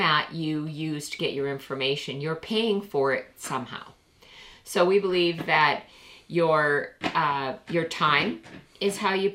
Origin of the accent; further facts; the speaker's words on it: Canada; We're Canadian